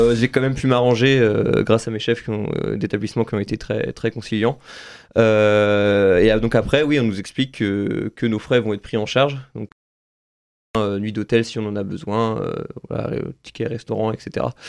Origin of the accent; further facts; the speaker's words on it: Saint-Nazaire, Pays de la Loire, France; je suis originaire de Saint-Nazaire